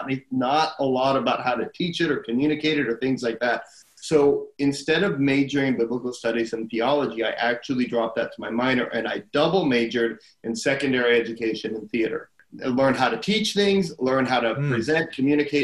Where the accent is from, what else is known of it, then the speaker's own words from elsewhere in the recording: Arizona, United States; I grew up in Arizona